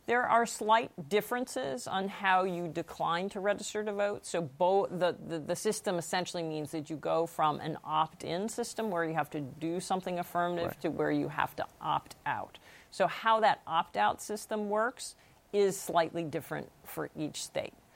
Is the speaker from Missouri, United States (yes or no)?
no; Massachusetts, United States; My home state of Massachusetts